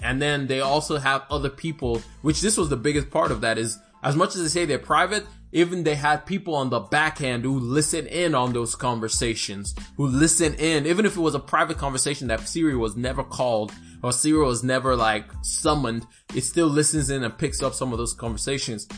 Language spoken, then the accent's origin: English; Alabama, United States; I am from Alabama